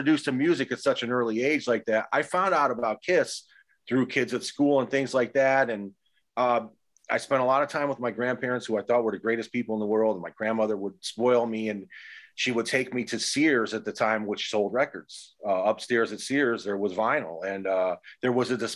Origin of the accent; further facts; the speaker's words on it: Cleveland, Ohio, United States; I grew up in Cleveland. That's where I'm originally from.